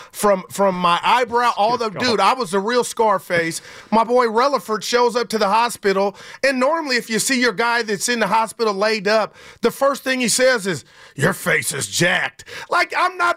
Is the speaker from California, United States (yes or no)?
yes; Union City, California, United States; also born or lived in Oakland; I'm from Union City, California, born and raised.